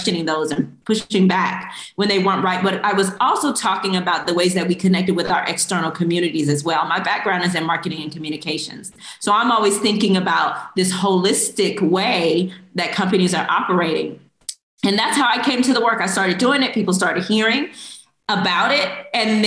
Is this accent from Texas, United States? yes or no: yes; Houston, Texas, United States; also born or lived in Korea; I grew up in Houston, Texas